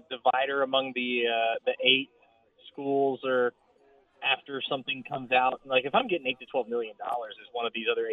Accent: Floresville, Texas, United States; my hometown of Floresville is home of the Wilson County Livestock

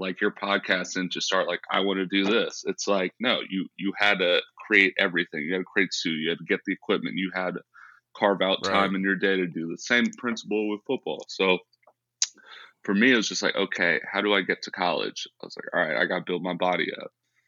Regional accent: San Ramon, California, United States; It's kind of like, middle-class community. I mean, grew up riding bikes with my little friends.

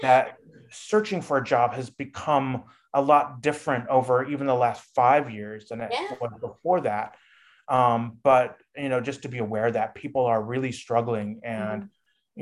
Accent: Midwest, United States; moved away; also born or lived in California; I was raised in the Midwest and sort of that Midwestern mentality

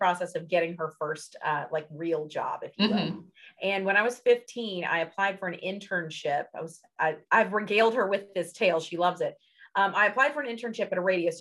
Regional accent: Memphis, Tennessee, United States; moved away as an adult; now in Cincinnati, United States; Memphis, my hometown

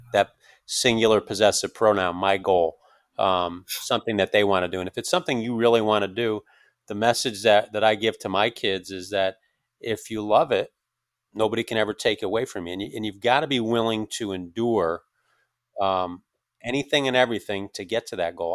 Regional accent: Northeast, United States; I, I, am from the Northeast.

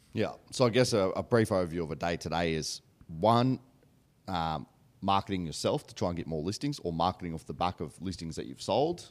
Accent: Australia; We're obviously both brought up in country towns

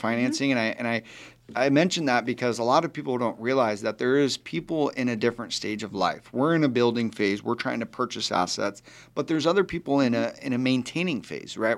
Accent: Arizona, United States; I was born and raised right here in Arizona

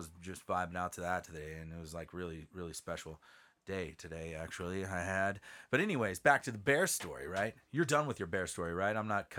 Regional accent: Southern California, United States; we are from Southern California. Beautiful Southern California, but we're mountain people.

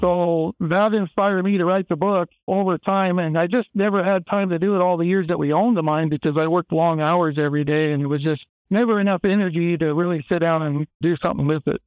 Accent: Kellogg, Idaho, United States; I grew up in Kellogg, Idaho, where the mine's located

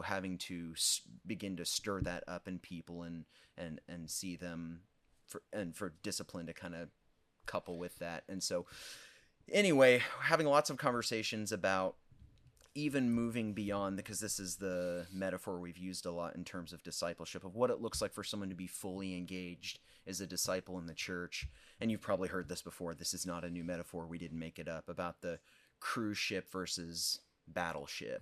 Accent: Olney, Illinois, United States; moved away as an adult; also born or lived in Wheaton, Illinois; now in Effingham, United States; born and raised in Olney, home of the white squirrels

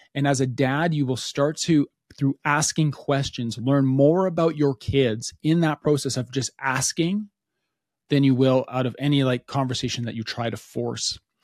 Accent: Alberta, Canada; we're from Alberta, Canada.

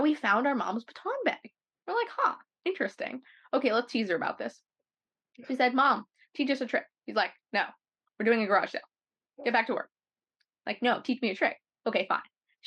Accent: Los Angeles, California, United States; also born or lived in Toronto, Canada; from Los Angeles, California, the Golden State

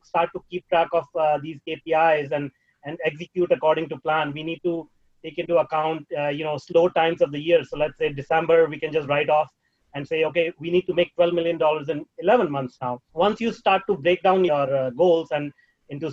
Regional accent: India; moved away; I was raised in India

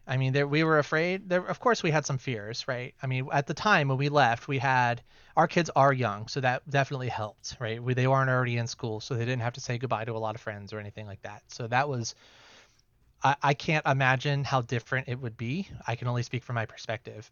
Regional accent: Ohio, United States; moved away as an adult; We're from Ohio originally

